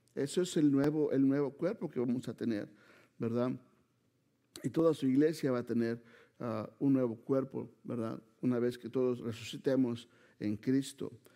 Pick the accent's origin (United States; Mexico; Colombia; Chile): Mexico; Mexico City; vengo de Chilangolandia, como nos dicen, ¿verdad? De la Ciudad de México